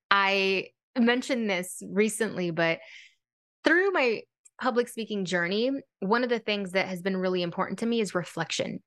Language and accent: English; San Francisco, California, United States; I grew up in San Francisco, California, low-income family